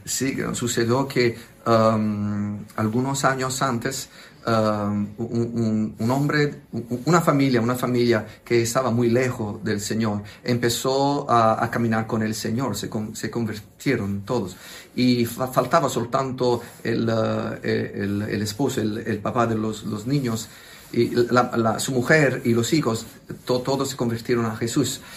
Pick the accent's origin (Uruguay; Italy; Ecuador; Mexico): Italy; Spanish is a second language; pido perdón por mi español, por soy italiano